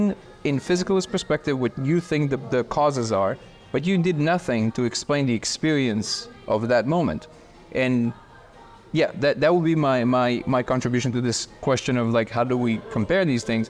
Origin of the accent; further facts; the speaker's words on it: Russia; moved away; I'm originally from Russia